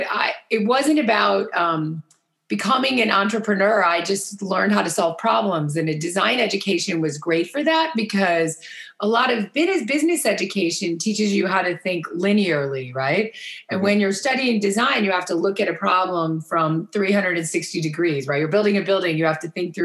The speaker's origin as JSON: {"language": "English", "town": "Cincinnati", "region": "Ohio", "country": "United States", "also_born_or_lived": "Chicago", "moved": "as an adult", "said": "I'm from Cincinnati, Ohio, and our family actually has been in the design and architecture business for 165 years"}